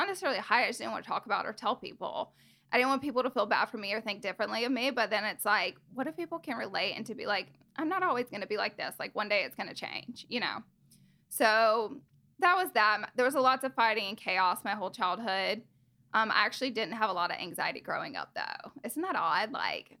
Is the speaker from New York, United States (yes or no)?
no; Alabama, United States; accent: Southern; now in Los Angeles, United States; So I am from Alabama. I'm a Southern girl. And I don't have much of a Southern accent anymore, but it's kind of worn off in LA. But when I go back home, I'm like super, super country. And I grew up there with my mom, dad, brother, and si